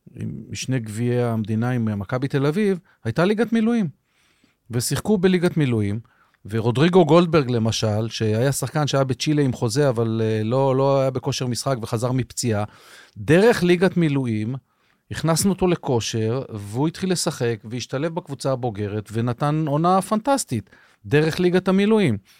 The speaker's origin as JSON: {"language": "Hebrew", "town": "Rehovot", "region": "Central District", "country": "Israel", "tie": "born or raised there", "said": "התחלתי בכלל במכבי רחובות כילד, כן. במגרש החול ברחובות"}